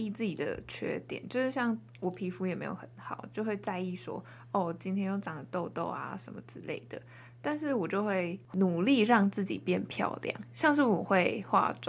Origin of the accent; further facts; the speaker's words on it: Taichung, Taiwan; 我自己身为台中人啊，这不能概括所有台中人。